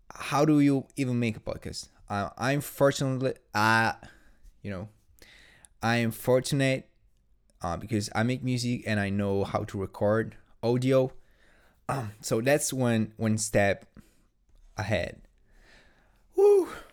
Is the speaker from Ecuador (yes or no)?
no; Italy; English is a second language; I'm not English, I'm Italian, in fact.